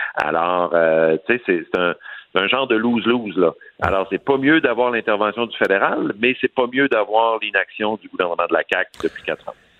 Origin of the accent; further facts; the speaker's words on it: Saguenay, Quebec, Canada; chez moi au Saguenay